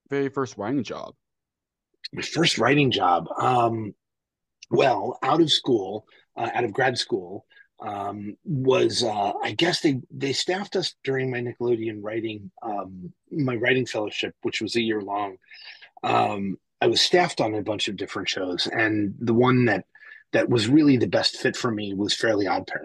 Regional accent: New Jersey, United States; also born or lived in New York City; Uh, I grew up in Jersey and New York City with a, a little bit of time in Boston and North Carolina, uh, but mostly on the East Coast and in the tri state area up here um, where I still live.

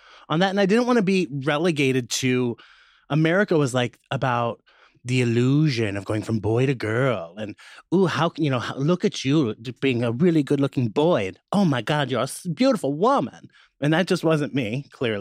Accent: Midwest, United States; I'm from the Midwest

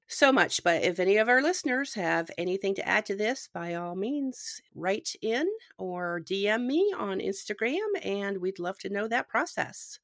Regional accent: Canada; moved away; I'm originally from Canada

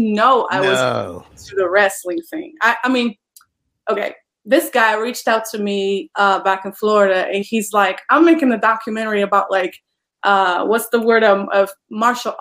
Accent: Poland; English is a second language; moved away as an adult; now in United States; I am originally from Poland, and I immigrated to the United States in 2017

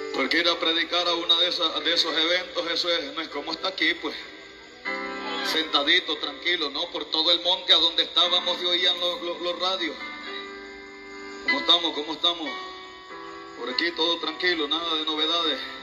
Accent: El Salvador; como buen salvadoreño

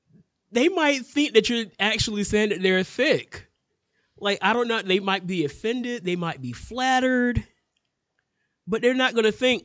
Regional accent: United States; I'm an American.

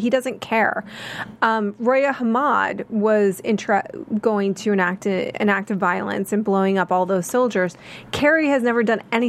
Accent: United States; I said, yeah, I'm American.

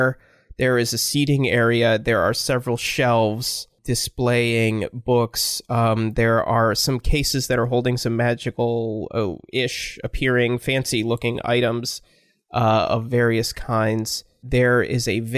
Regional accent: Michigan, United States; I'm from Michigan

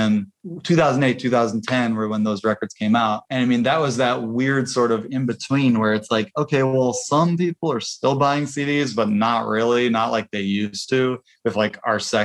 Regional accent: Bloomington, Indiana, United States; we're from Bloomington, Indiana, very similar, small college town

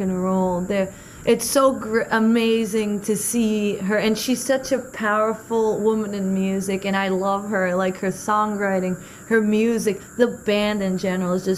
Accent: Boston, Massachusetts, United States; I'm from Boston

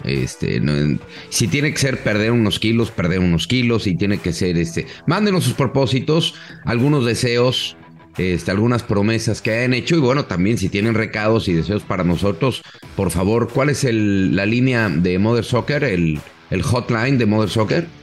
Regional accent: Mexico; tanto como periodista mexicano

